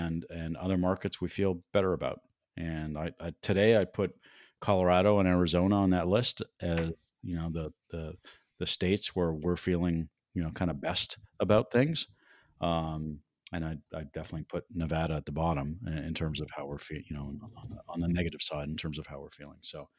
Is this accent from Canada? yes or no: yes; Canada; now in Denver, United States; When I moved to Denver in 1978 from Canada, it was, you know, a medium-sized town, but so different than the city it is today, 42 years later.